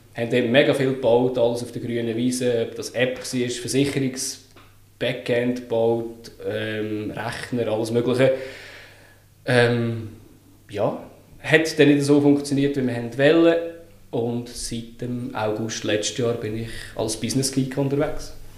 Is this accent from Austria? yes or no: no; Lucerne, Switzerland; Ich bin geboren und aufgewachsen in Luzern, bin 35